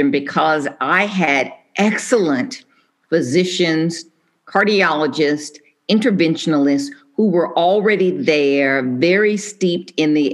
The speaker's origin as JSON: {"language": "English", "town": "Atlanta", "region": "Georgia", "country": "United States", "tie": "born or raised there", "also_born_or_lived": "Michigan / Washington, D.C. / New York", "moved": "as an adult", "said": "I am a native Atlantan."}